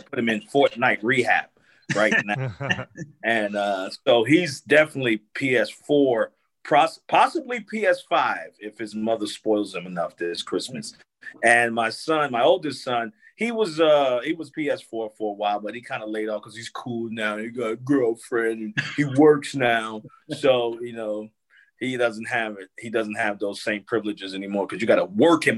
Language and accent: English; Newark, New Jersey, United States; moved away as an adult; also born or lived in South Carolina; was in Newark, New Jersey, where I grew up.